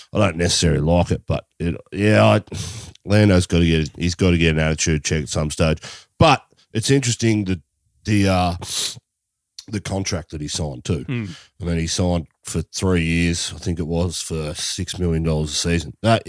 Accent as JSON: {"language": "English", "country": "Australia", "said": "we're Australian"}